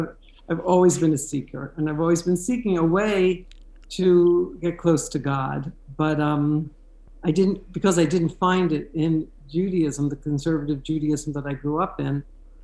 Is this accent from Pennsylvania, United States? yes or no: yes; near Philadelphia, Pennsylvania, United States; moved away as an adult; also born or lived in Brooklyn, New York; now in Jerusalem, Israel; my long and winding road started in Philadelphia. I was born and raised near Philadelphia to a conservative Jewish family.